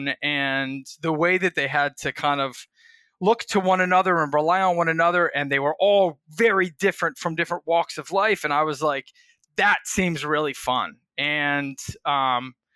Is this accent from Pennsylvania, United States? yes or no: yes; Philadelphia, Pennsylvania, United States; I grew up in Philadelphia.